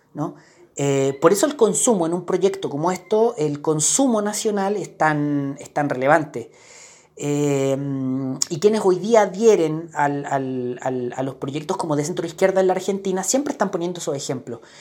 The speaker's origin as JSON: {"language": "Spanish", "country": "Chile", "said": "para nosotros eh, con una cultura política como la chilena"}